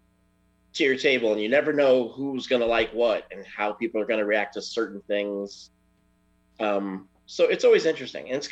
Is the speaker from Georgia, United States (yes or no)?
no; New York City, New York, United States; Originally from Brooklyn, New York